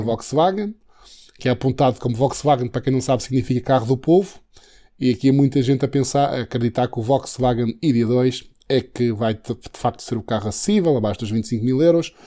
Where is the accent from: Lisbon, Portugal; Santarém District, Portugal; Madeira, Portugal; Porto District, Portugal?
Madeira, Portugal; Santana; Santana é o conselho onde nasci, eh, e Santana exatamente foi onde eu estive na escola preparatória e, e até o nono ano